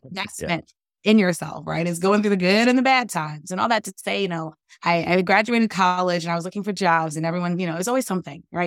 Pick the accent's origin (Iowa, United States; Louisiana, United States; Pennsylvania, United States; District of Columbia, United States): District of Columbia, United States; Washington; growing up in Washington, D C, our nation's capital